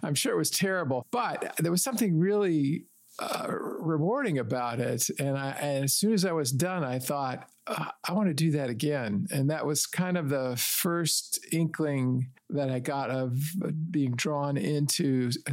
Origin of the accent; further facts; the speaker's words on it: Detroit, Michigan, United States; now in Chicago, United States; I grew up in the Detroit area